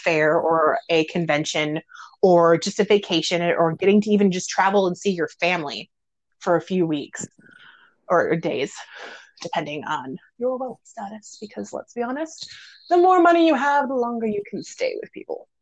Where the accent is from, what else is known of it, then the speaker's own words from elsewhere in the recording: Midwest, United States; I'm from the Midwest